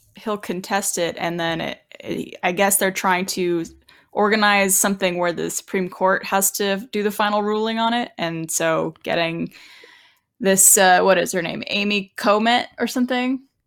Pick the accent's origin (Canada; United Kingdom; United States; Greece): Canada; accent: Canadian; my Canadian accent